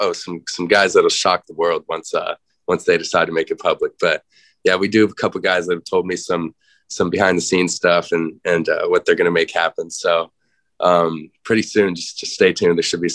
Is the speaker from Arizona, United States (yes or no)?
yes; Arizona, United States; actually some hometown Arizona guys. I got to get my boy Cole Martin from my hometown school here, corner, and then Anthony Lucas from Shap across town.